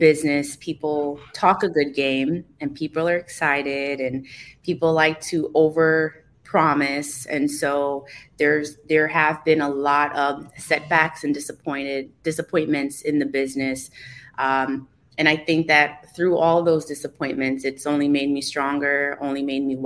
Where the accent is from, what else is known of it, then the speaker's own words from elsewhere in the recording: Hollywood, Florida, United States; also born or lived in Cooper City, Florida; I grew up in Hollywood, Florida